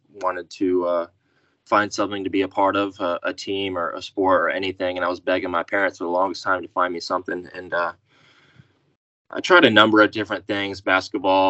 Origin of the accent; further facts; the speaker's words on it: Wichita, Kansas, United States; Grew up, born and raised in Wichita, Kansas